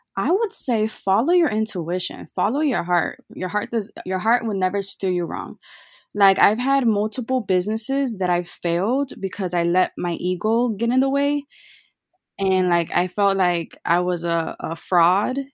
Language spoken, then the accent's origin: English; Chicago, Illinois, United States; I was born and raised in Chicago